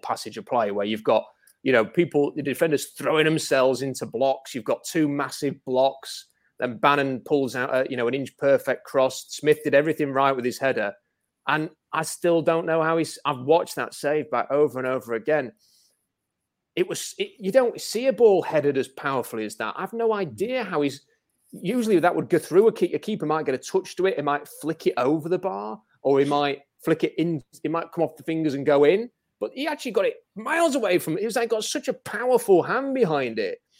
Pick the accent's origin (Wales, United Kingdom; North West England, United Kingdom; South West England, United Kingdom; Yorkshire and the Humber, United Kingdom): Yorkshire and the Humber, United Kingdom; Rotherham; also born or lived in Canada; I live in Rotherham. I'm from Rotherham. I've, I've always lived in Rotherham, apart from when I briefly lived in Canada